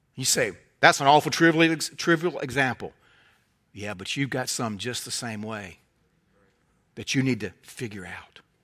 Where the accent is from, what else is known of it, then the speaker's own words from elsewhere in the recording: United States; either as an American or as a Christian